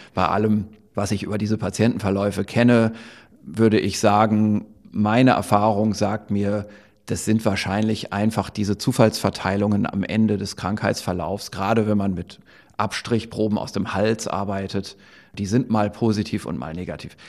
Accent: Germany; hier bei uns in Deutschland

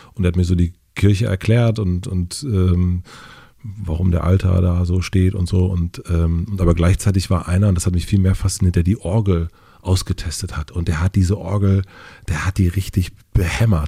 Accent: Kröden, rural Brandenburg, Germany; in dem Dorf, wo ich aufgewachsen bin, Kröden

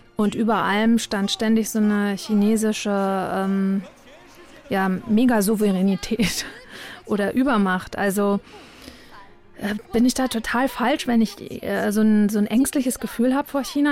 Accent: Mecklenburg-Vorpommern, Germany; Ich bin Mecklenburgerin

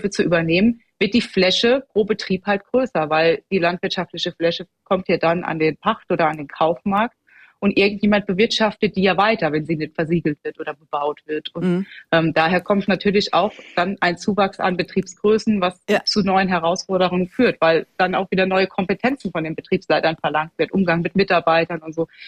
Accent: Rhineland-Palatinate, Germany; und ich komme aus Rheinland-Pfalz, da gibt es wirklich äh, alles vom Direktvermarkter

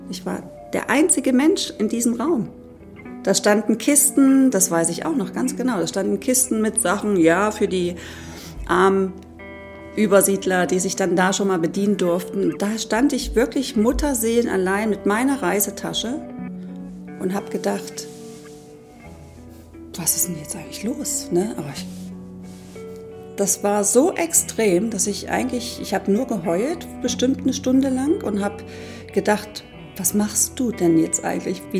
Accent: East Germany, Germany; Das war auch die Zeit, in der man als Ostdeutscher doch auch diesen Stempel auf der Stirn immer noch trug

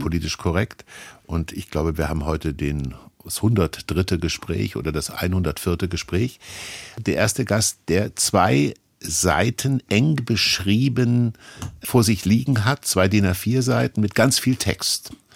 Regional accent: Kassel, Hesse, Germany; ich bin in Kassel groß geworden

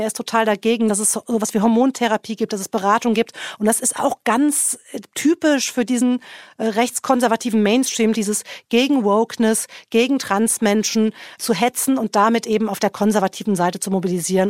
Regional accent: Germany; now in Washington, United States; als Deutscher

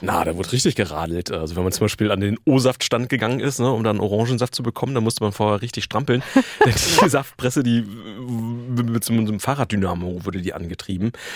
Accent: Northern Germany, Germany; bei uns in Norddeutschland

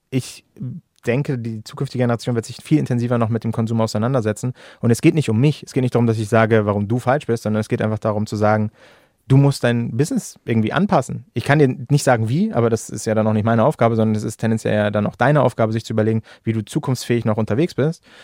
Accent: Hamburg, Germany; ich komme aus Hamburg, aus der Stadt

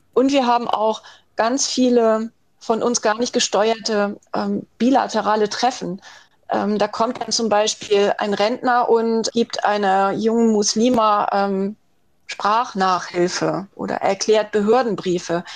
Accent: Schleswig-Holstein, Germany; Ich bin in Schleswig-Holstein groß geworden

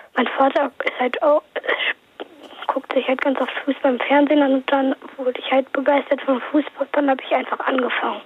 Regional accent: Neustadt, Germany

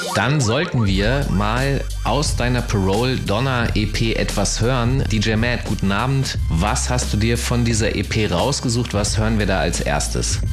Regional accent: Hanover, Lower Saxony, Germany; ich bin Hannoveraner

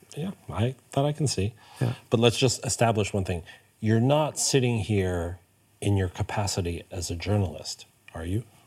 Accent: New York, United States; moved away as an adult; also born or lived in Hamburg, Germany; now in Stockholm, Sweden; I grew up in New York.

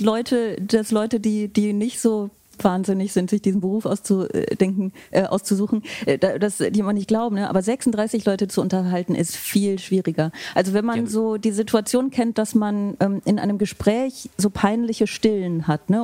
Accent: Aachen, North Rhine-Westphalia, Germany; moved away; meine Heimatstadt äh, Aachen, aus der ich ja ursprünglich komme

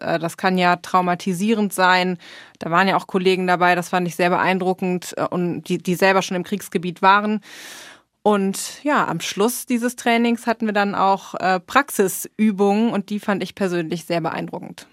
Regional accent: Germany; now in United States; für uns als Deutsche

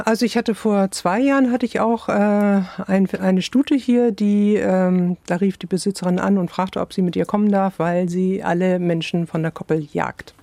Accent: Hamburg, Germany; moved away; also born or lived in Iceland; ich komme aus Hamburg

